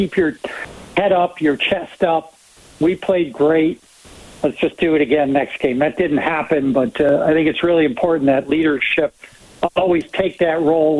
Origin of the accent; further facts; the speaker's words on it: Rhode Island, United States; I'm from Rhode Island